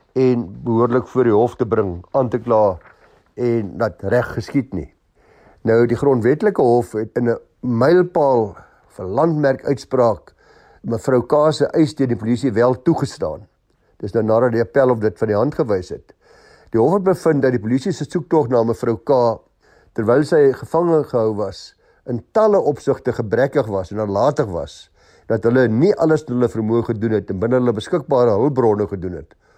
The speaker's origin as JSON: {"language": "Afrikaans", "country": "South Africa", "said": "ons as Suid-Afrikaners"}